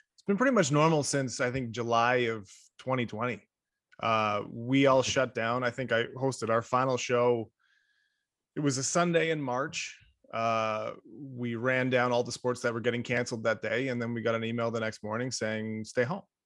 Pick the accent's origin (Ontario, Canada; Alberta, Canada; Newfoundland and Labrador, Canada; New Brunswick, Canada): Ontario, Canada; Toronto; I'm from Scarborough